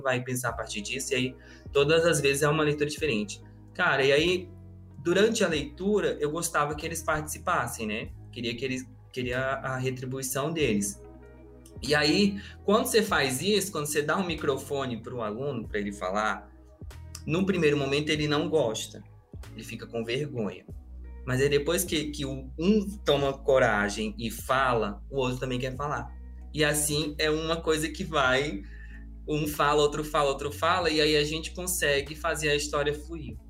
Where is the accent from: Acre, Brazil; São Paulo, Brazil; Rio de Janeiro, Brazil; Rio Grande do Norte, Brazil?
Acre, Brazil; Eu sou do Acre e curso letras na, na Federal de lá